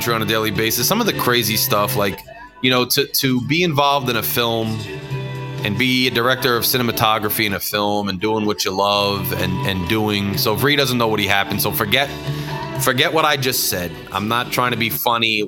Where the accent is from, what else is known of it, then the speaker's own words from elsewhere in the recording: Freehold, New Jersey, United States; my hometown, Freehold, New Jersey